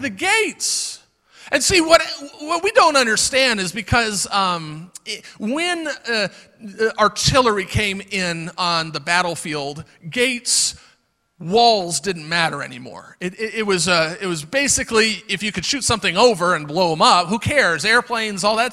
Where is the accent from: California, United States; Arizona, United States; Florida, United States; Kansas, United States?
Florida, United States; moved away; also born or lived in Michigan; I come from Florida